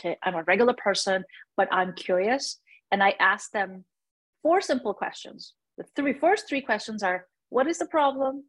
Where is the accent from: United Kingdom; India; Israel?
India; now in United States; I am from India. I was born in India.